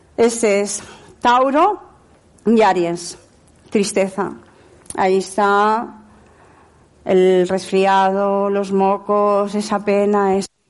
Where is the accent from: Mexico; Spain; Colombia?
Spain; Barcelona, Catalonia; moved away; also born or lived in Lleida; he vivido en Lleida 22 años, hasta que yo no me adapté a Barcelona, siendo de Barcelona